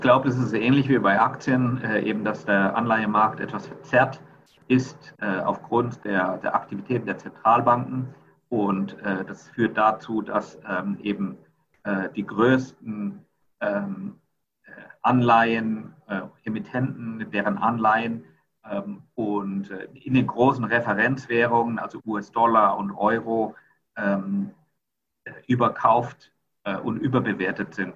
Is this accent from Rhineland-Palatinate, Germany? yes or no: yes; Rhineland-Palatinate, Germany; moved away as an adult; also born or lived in Mannheim / United States; now in Singapore; ich komme ursprünglich aus Rheinland-Pfalz